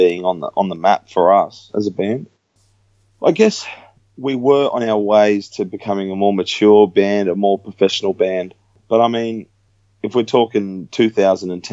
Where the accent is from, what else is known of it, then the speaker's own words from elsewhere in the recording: Australia; here in Australia